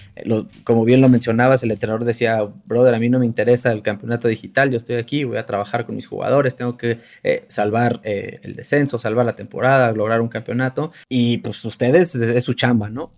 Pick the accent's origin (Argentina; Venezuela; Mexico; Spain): Mexico; uno como, como, mexicano